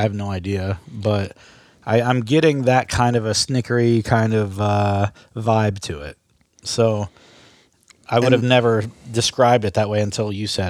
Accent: Belpre, Ohio, United States; So where I grew up in Belpre, mm-hmm. Ohio, it was the second settlement in the Northwest Territory.

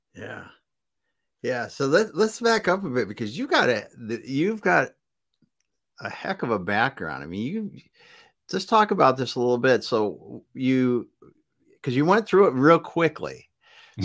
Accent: South Dakota, United States; the state where we grew up in South Dakota

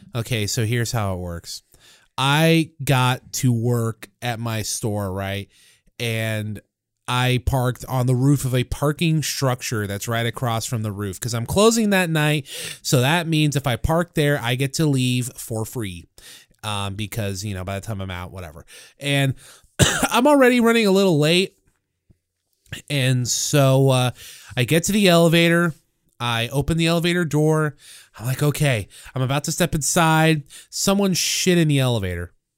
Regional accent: St. Louis, Missouri, United States; I grew up with them in St. Louis

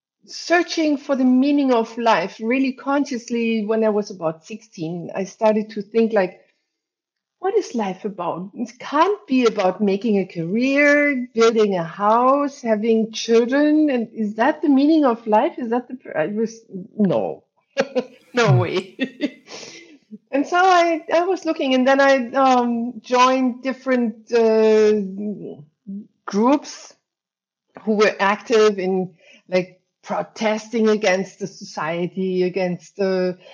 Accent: Germany; now in Hamburg, Germany; Germany, and then I moved to Hamburg, and that's where I live since.

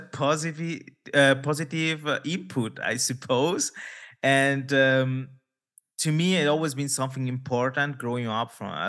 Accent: India; maybe also for because my origins, because I'm from India, people ask me, oh, it's because of your religion.

